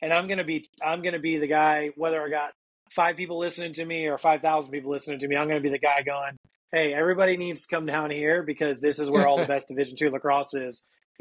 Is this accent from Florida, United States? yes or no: yes; Florida, United States; we're both from Florida